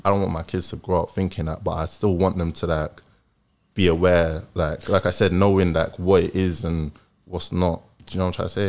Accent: London, United Kingdom; I grew up in Tottenham

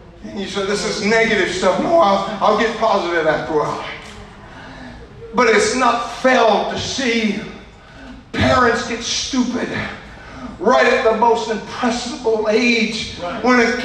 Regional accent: Louisiana, United States; I'm from Louisiana

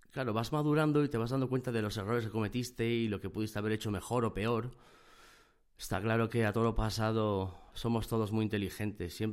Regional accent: Gijón, Asturias, Spain; born there; moved away as an adult; Y estaba en Gijón, Gijón, Asturias, es donde yo nací. Es una zona del norte de España, es una zona costera, tiene playas, muy bonito, el tiempo no acompaña

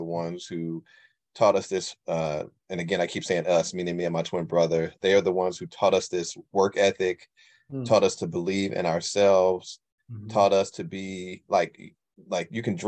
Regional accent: St. Louis, Missouri, United States; I was raised in The Ville, 4240 West St. Ferdinand, right behind Sumner High School

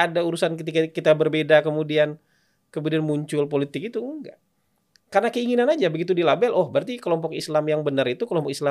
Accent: Aceh, Indonesia; Kampung saya Aceh

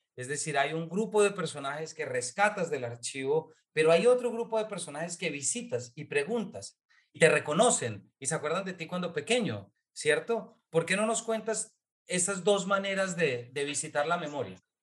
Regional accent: Colombia; como lector colombiano

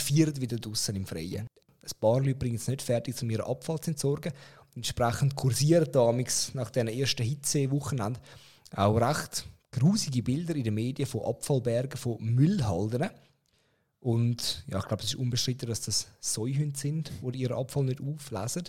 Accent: Zurich, Switzerland; als Zürcher

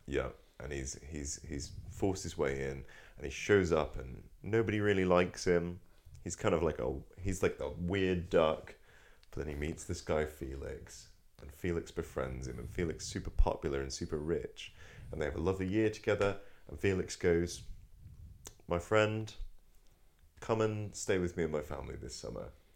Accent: Norfolk, East of England, United Kingdom; I'm from Norfolk

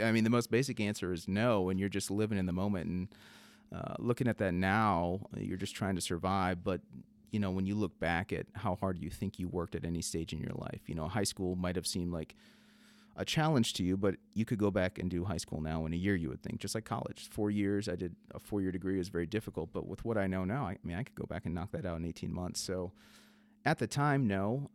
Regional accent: South Dakota, United States; my upbringing growing up in South Dakota

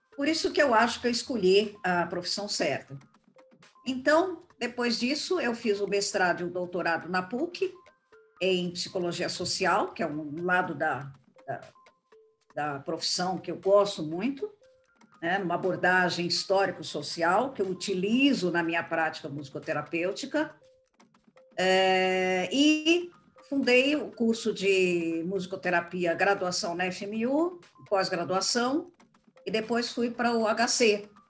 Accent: São Paulo, Brazil; eu voltei para São Paulo, porque eu sou paulista

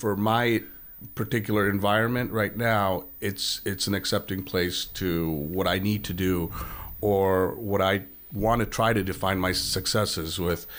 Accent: East Coast, United States; moved away as an adult; also born or lived in born outside the United States; now in Saint Louis, United States; I grew up on the East Coast

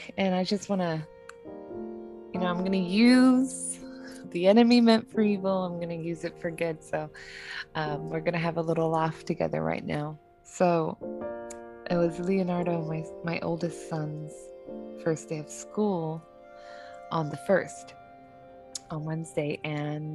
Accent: New Zealand; also born or lived in Southern California; now in California, United States; I'm originally from New Zealand

